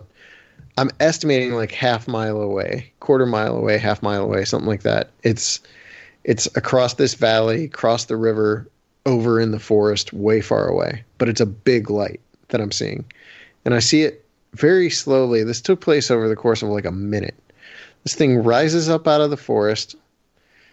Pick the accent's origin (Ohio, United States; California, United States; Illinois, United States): Ohio, United States; Canton; I'm not a city boy, but I'm from Ohio